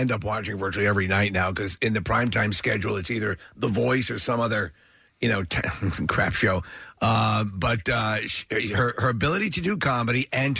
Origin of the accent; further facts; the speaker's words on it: Long Island, New York, United States; I grew up on Long Island.